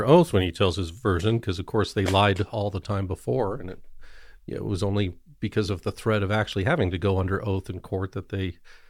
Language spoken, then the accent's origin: English; Evergreen, Colorado, United States; Came back to Colorado, but it sucks you in. It sucks in a lot of people I grew up with in Evergreen, which is beautiful, but got sucked into Highlands Ranch